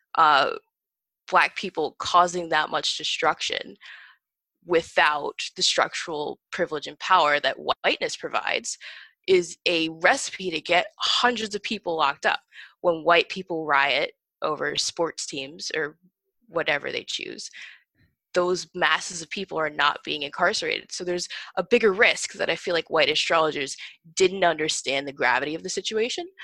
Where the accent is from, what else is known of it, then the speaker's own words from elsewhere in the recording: northern Indiana, United States; moved away as an adult; also born or lived in Hoboken, New Jersey; now in Massachusetts, United States; I spent the last 10 years in northern indiana actually so that's where i graduated high school